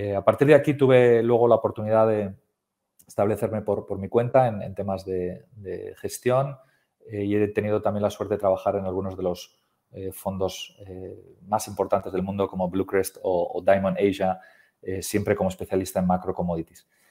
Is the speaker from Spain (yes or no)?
yes; Spain; soy español